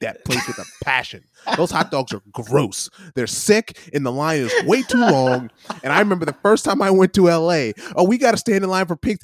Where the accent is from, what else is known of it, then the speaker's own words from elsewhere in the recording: Midwest, United States; growing up in the Midwest